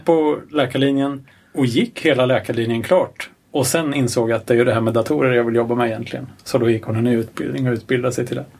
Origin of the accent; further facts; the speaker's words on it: Örebro County, Sweden; jag kommer ju från Örebro-trakten